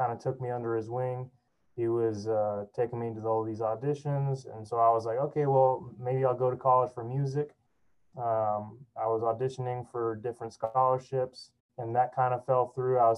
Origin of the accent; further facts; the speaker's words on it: Miami, Florida, United States; also born or lived in Fort Lauderdale, Florida; I grew up in Miami, Florida